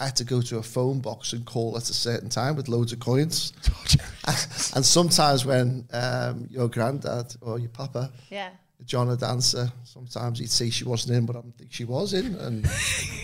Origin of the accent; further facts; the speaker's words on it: Liverpool, North West England, United Kingdom; Liverpool, England. Liverpool.